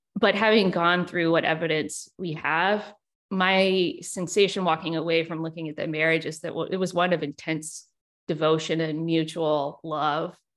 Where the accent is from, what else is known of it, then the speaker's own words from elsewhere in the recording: Richmond, Virginia, United States; also born or lived in South Carolina / Auckland, New Zealand; here in my hometown